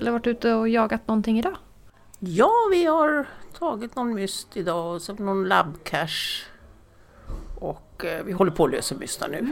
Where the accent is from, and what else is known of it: Märsta, Stockholm County, Sweden